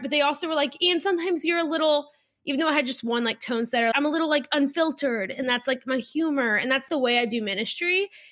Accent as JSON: {"language": "English", "region": "South Louisiana", "country": "United States", "tie": "born or raised there", "said": "I grew up in South Louisiana, public school girl"}